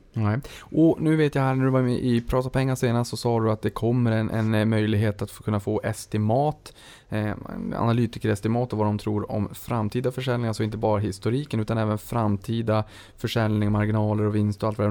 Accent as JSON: {"language": "Swedish", "region": "Norrland", "country": "Sweden", "said": "där jag kommer ifrån uppe i de norrländska trakterna."}